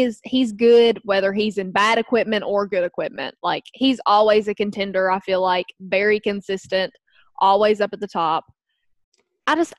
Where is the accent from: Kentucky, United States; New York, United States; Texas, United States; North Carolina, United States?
Kentucky, United States; accent: country; I'm from Kentucky